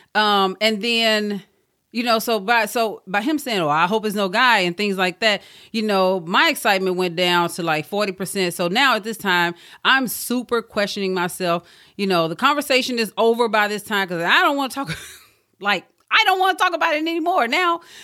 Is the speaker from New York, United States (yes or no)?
no; Mississippi, United States; moved away; back home where I'm from. I'm from Mississippi